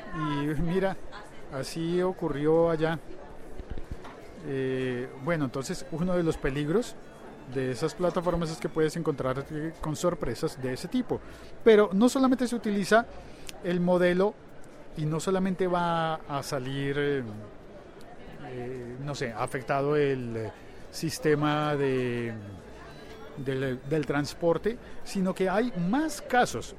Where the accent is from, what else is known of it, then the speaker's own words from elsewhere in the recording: Colombia; en mi, en mi país, en Colombia